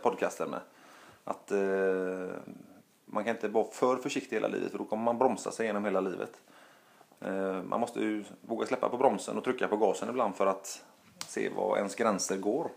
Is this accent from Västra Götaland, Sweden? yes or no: yes; Gothenburg, Västra Götaland, Sweden; also born or lived in Stockholm; hemma i Göteborg